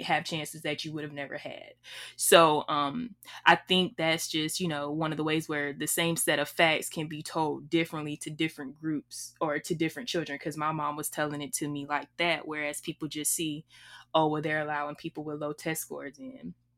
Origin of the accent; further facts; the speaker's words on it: Alabama, United States; I'm from Alabama